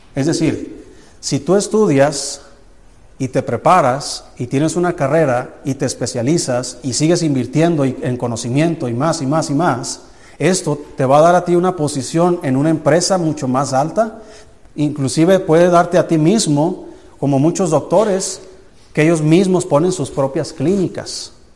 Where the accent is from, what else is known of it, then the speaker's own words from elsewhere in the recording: Jalisco, Mexico; now in Anáhuac, Mexico; Allá donde yo soy en Jalisco